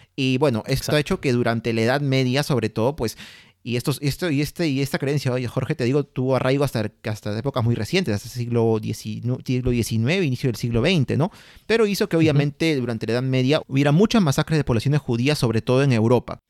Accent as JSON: {"language": "Spanish", "country": "Peru"}